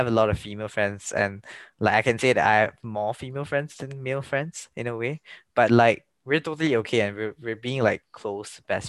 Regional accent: Malaysia; also born or lived in Germany; when I came back from Germany to Malaysia

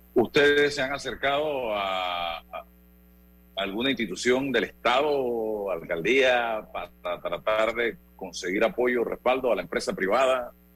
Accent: Chitré, Herrera, Panama; como chitreano

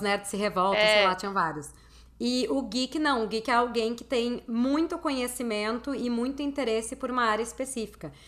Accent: Porto Alegre, Rio Grande do Sul, Brazil; eu sou de Porto Alegre

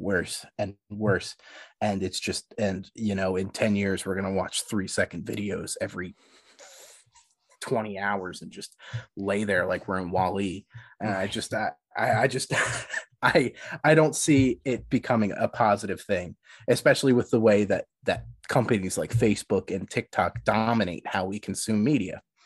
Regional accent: Philadelphia, Pennsylvania, United States; I'm, I'm from Philly.

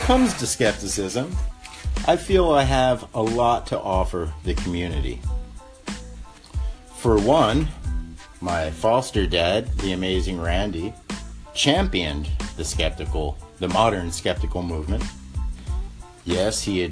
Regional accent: Mississippi, United States; moved away; also born or lived in Hollywood; Since the early 1960s, I grew up in Mississippi

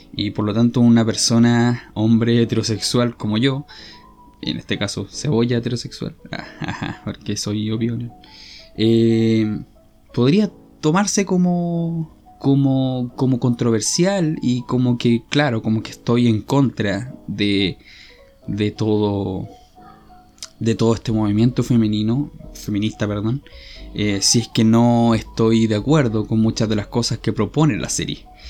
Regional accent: Chile; yo soy chileno, soy de Chile

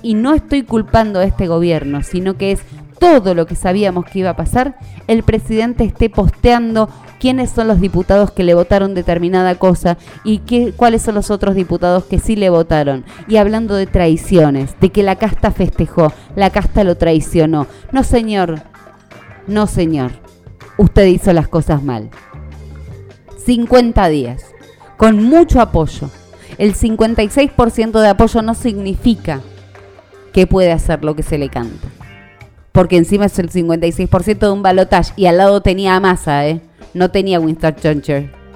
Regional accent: Argentina

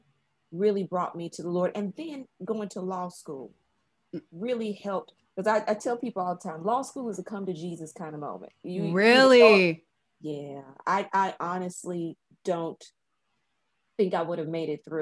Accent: Chattanooga, Tennessee, United States; moved away as an adult; also born or lived in Memphis, United States / Indianapolis, United States / London, United Kingdom; now in Taiwan; I'm from Chattanooga, Tennessee

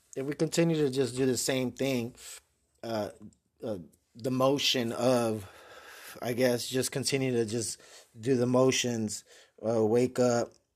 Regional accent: San Antonio, Texas, United States; born and raised in San Antonio, Texas

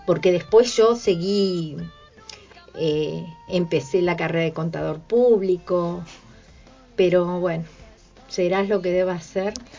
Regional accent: Bahía Blanca, Buenos Aires Province, Argentina; moved away; yo soy nacida en Bahía Blanca, eh, tengo toda mi familia eh, en el mundo del arte, inclusive una prima docente en la Escuela de Artes Visuales de allá y desde chica estudié dibujo y pintura

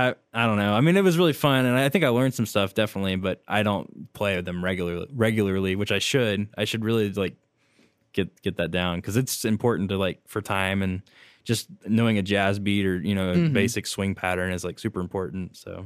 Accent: Oklahoma City, Oklahoma, United States; I grew up in Oklahoma City, and I went to Hefner Middle School, Putnam City North High School

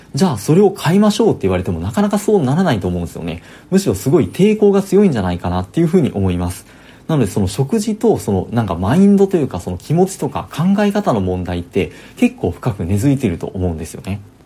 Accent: Osaka, Japan; moved away as an adult; now in Kanto, Japan; 私も大阪出身でして、で、まあ、あの、社会人になって、あの、関東に出てきたみたいな人間なんで

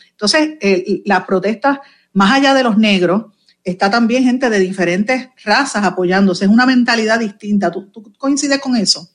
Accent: Puerto Rico; Puerto Rico, que somos ciudadanos americanos

